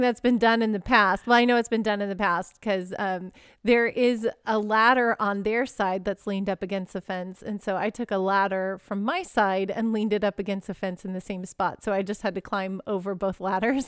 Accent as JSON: {"language": "English", "region": "Texas", "country": "United States", "tie": "born or raised there", "said": "I grew up in Texas, so high school football"}